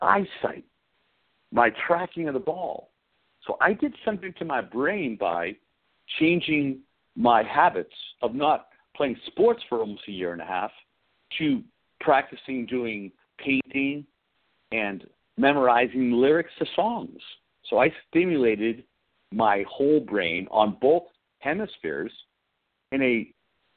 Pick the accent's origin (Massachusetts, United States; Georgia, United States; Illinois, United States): Massachusetts, United States; Arlington; I was born in Arlington, Massachusetts in 1959, and I came from a beautiful family of five children